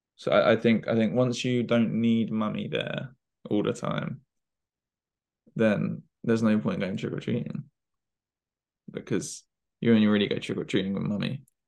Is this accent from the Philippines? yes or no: no; United Kingdom; we're we're British